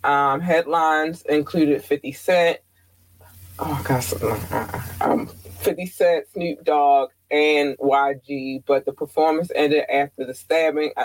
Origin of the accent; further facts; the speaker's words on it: Baltimore, Maryland, United States; I am from Baltimore